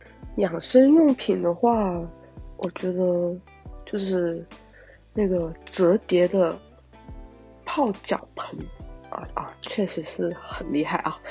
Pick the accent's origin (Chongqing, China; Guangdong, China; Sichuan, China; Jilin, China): Guangdong, China; 我我是一个广东人，然后我妈妈家里面呢是客家人